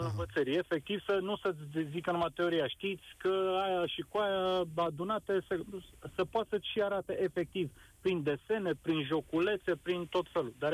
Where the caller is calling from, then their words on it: Brașov, Brașov County, Romania; sunt din Brașov, sunt, sunt în calitate de părinte.